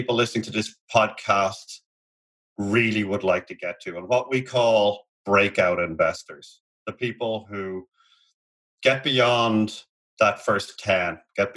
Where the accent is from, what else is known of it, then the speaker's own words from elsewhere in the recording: Ireland; moved away; We're both Irish, and we just simply do not have a 30-year fixed program in our country.